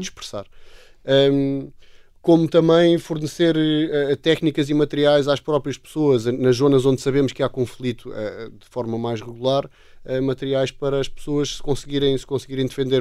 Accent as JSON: {"language": "Portuguese", "country": "Portugal", "also_born_or_lived": "Namibia", "said": "sendo portugueses"}